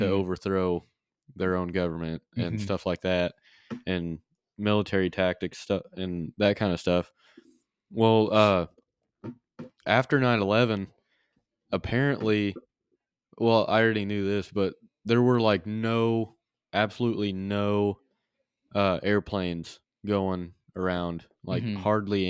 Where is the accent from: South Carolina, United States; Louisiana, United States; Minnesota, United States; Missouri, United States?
Missouri, United States; they were like, so where are you from? We're like, Missouri.